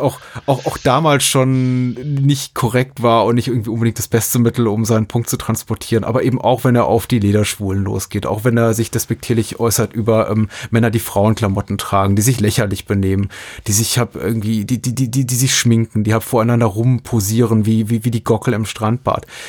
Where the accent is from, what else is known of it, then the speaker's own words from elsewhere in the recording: Berlin, Germany; als Berliner